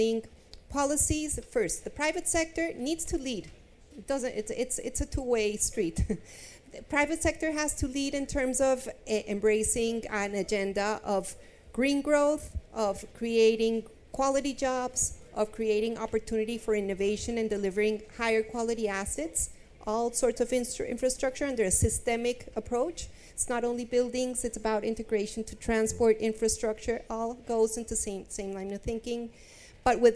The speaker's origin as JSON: {"language": "English", "town": "Bogota", "region": "Bogotá Capital District", "country": "Colombia", "moved": "yes", "lives_now": "London, United Kingdom", "said": "I'm from Colombia. I'm from Bogota. I'm living in London"}